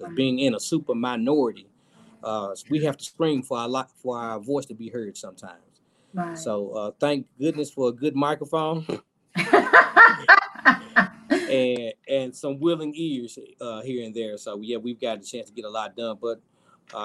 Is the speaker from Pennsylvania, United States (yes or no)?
no; Tennessee, United States; So I am from District 85, which is the most western district in the state of Tennessee.